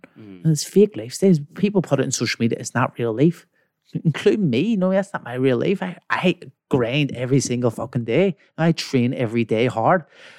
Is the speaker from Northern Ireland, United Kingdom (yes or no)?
yes; Belfast, Northern Ireland, United Kingdom; See, so obviously I'm from West Belfast. It's one of the most poverty stricken places in Belfast